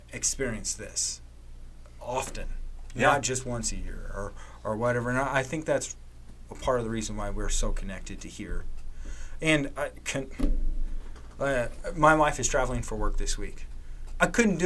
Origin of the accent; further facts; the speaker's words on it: Evansville, Indiana, United States; I was born on the West Side, grew up on the West Side, went to USI, got married, found a job, stayed on the West Side